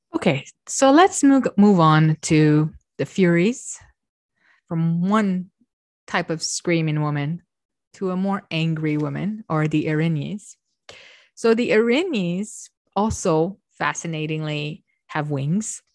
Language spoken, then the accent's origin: English; Romania; I'm Romanian, I come from Eastern Europe.